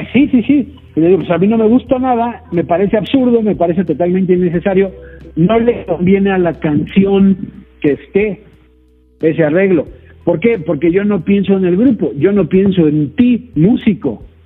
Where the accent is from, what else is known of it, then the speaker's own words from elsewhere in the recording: Mexico; soy mexicano